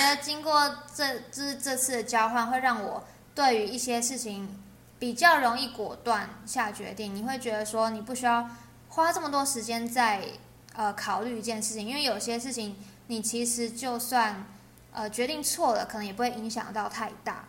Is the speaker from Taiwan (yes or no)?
yes; Taiwan; accent: Taiwanese; 我是来自台湾